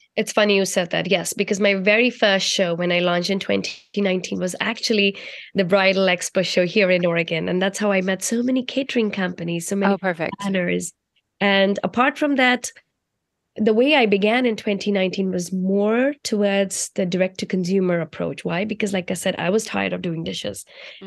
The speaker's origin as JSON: {"language": "English", "country": "India", "tie": "born or raised there", "moved": "yes", "said": "I grew up in India, and growing up in India, I was very close to my culture"}